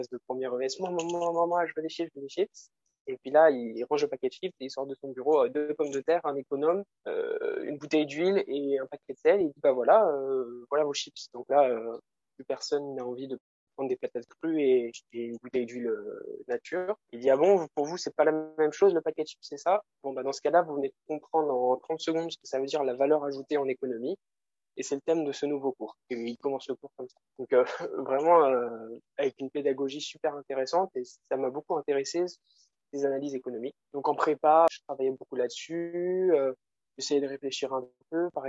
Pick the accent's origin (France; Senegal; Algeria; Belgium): France; Angers, Pays de la Loire; moved away as an adult; now in Paris, France; j'ai 22 ans. je suis originaire d'Angers, mais là, je, suis à Paris où je fais mes études à l'ESCP.